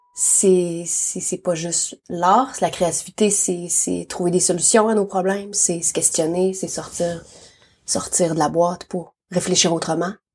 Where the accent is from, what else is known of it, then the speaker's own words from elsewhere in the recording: Abitibi-Témiscamingue, Quebec, Canada; moved away as an adult; now in Nelson, Canada; Je suis née en Abitibi-Témiscamingue au Québec.